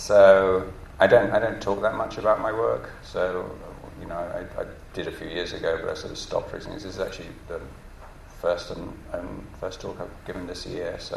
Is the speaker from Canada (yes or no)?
no; England, United Kingdom; moved away as an adult; now in New York, United States; I'm British, as you can probably hear. I've lived in America for 12 years now, in New York. And I grew up in England